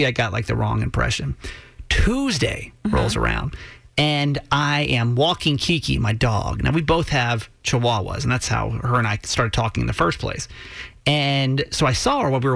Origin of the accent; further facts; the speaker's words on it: Georgia, United States; now in Maryland, United States; Because I was raised in Georgia. Mm-hmm. I'm a good old Southern boy